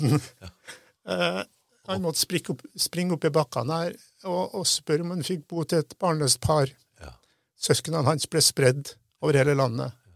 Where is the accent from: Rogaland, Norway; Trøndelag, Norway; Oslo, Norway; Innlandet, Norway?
Trøndelag, Norway; Namsos; first language Norwegian; moved away as an adult; Jeg vokste opp i Namsos. Så flytta jeg herfra da jeg var 20.